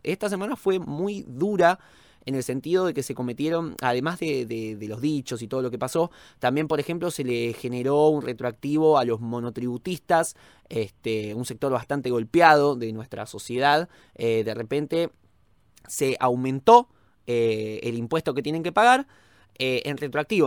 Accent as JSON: {"language": "Spanish", "country": "Argentina", "said": "como argentino"}